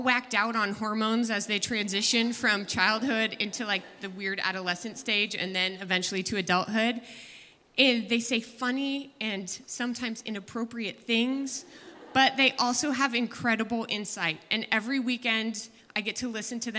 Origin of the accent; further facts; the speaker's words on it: San Jose, California, United States; I was born and raised in San Jose